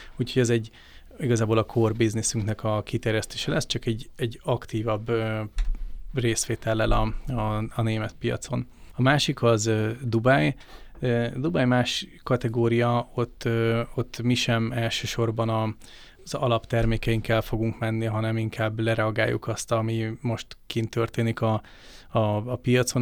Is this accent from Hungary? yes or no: yes; Hungary; mi magyarok vagyunk, Magyarországon élünk